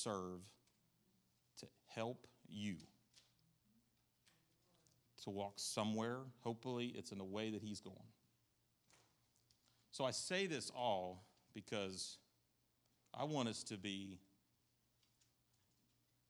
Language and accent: English; New York, United States; now in Southern United States; I'm from New York